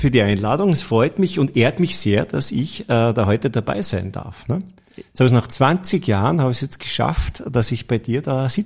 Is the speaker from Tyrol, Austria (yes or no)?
yes; Tyrol, Austria; habe dann bei der Rückfahrt von Wien nach Kufstein, ich komme ja aus Tirol